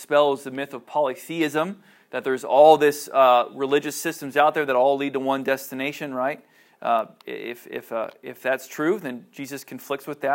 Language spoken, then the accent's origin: English; Cincinnati, Ohio, United States; I grew up in Cincinnati